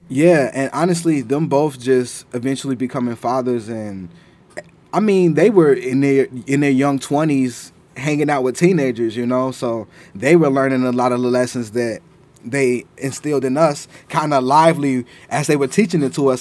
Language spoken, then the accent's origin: English; Chicago, Illinois, United States; growing up in Chicago